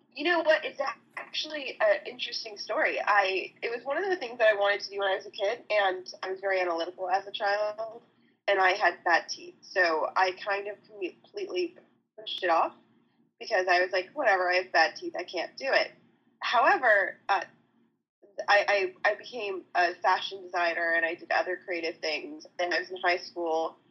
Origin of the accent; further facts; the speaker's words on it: Canada; moved away as an adult; also born or lived in Ohio; I'm Canadian, so it's not college, it's university